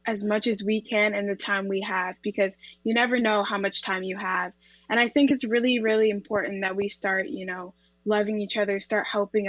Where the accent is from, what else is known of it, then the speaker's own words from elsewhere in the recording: Oshawa, Ontario, Canada; also born or lived in England; I was born in England and moved to Canada when I was 2